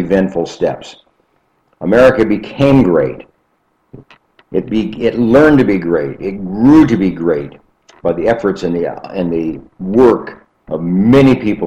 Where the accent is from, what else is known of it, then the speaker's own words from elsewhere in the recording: United States; I'm proud to be an American.